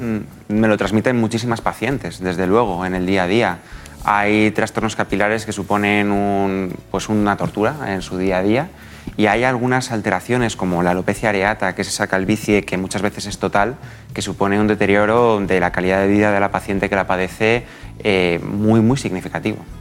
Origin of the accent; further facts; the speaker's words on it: Guadalajara, Castilla-La Mancha, Spain; soy de Guadalajara